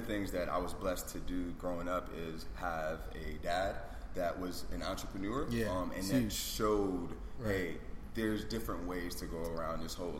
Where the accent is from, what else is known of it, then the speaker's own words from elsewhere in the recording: Charlotte, North Carolina, United States; also born or lived in New York; Originally from New York, grew up in Charlotte. But I think my, you know, who I am spans from being of Jamaican heritage, first generation American.